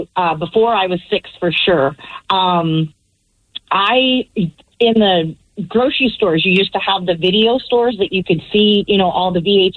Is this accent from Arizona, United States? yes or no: yes; Arizona, United States; I am from Arizona